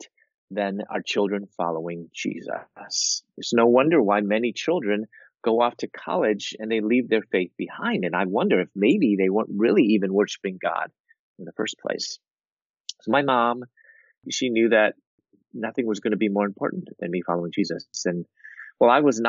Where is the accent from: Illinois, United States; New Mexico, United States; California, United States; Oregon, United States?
Illinois, United States; Chicago; moved away as an adult; also born or lived in Louisville, Kentucky; I'm from Chicago and I moved to Louisville, Kentucky